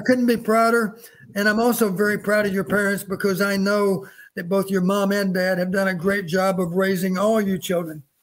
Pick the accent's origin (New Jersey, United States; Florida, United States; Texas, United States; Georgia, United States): Texas, United States; moved away; also born or lived in Iowa; I grew up in Texas